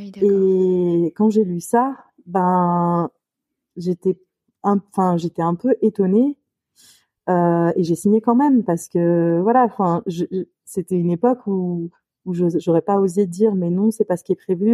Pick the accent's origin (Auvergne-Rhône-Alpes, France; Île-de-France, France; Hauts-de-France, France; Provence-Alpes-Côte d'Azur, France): Auvergne-Rhône-Alpes, France; Lyon; je suis lyonnaise, du coup, je suis, je née à Lyon